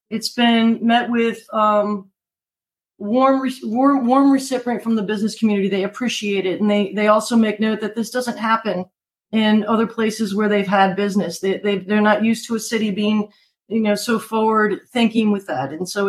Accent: DC area, Maryland, United States; moved away as an adult; now in North Port, United States; My dad's from Brazil and my folks were married there, but I was born in Maryland. Oh, okay. Grew up in the Maryland, DC area

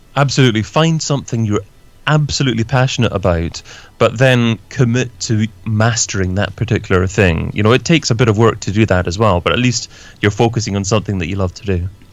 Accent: Scotland, United Kingdom; now in London, United Kingdom; I'm originally from Scotland, but I'm based in London myself, in the UK as well

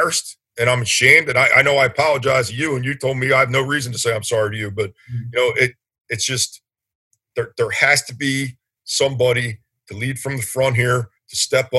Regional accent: Runnemede, New Jersey, United States; I grew up in Runnymede, predominant white town.

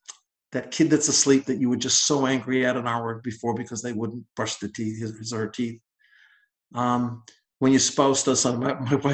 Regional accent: Boston, Massachusetts, United States; I'm blessed that I came from Boston in 1974, and this is my home

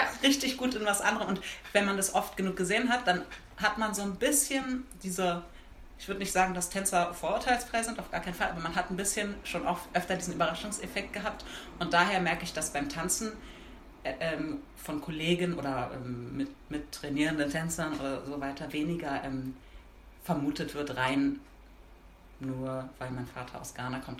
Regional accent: Berlin, Germany; Ich bin in Berlin geboren und aufgewachsen

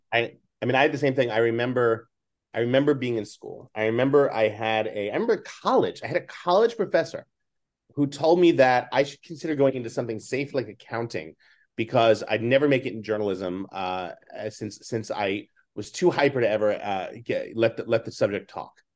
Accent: New York City, New York, United States; also born or lived in Manhattan, New York City; I grew up in Staten Island, even though I was a city kid, and I went to high school in the city

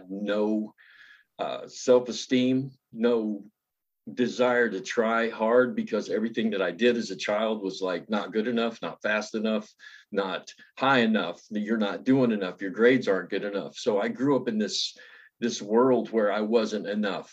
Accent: West Virginia, United States; I was born in West Virginia, born into poverty and not really, you know, abject poverty, but more like Appalachian poverty, like hillbillies, and raised by my grandmother.

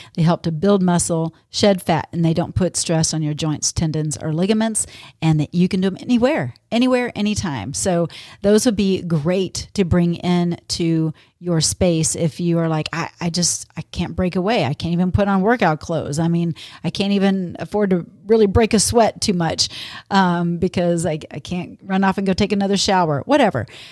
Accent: Texas, United States; now in Minnesota, United States; growing up in Texas

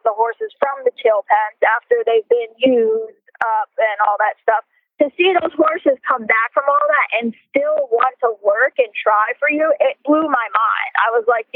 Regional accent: near Freehold Raceway, New Jersey, United States; I grew up near Freehold Raceway

